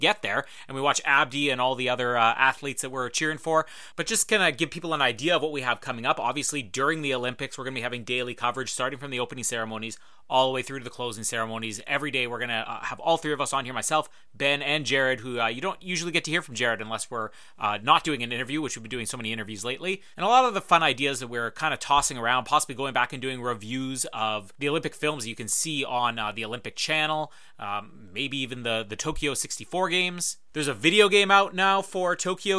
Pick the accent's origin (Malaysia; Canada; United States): Canada; Winnipeg, Manitoba; I'm from Winnipeg